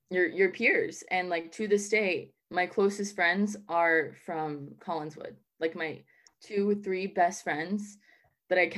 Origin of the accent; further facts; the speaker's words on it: Southern United States, United States; i don't have a colombian accent um but i also don't have a southern accent and I'm from the South.